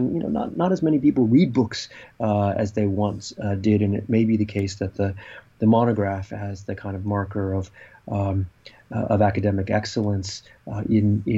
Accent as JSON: {"language": "English", "region": "California", "country": "United States", "tie": "born or raised there", "said": "growing up in California in the 1970s"}